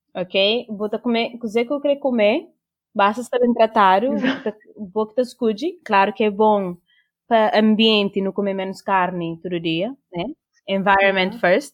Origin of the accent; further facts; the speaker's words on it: Cape Verde; now in Portugal; Eu sou cabo-verdiano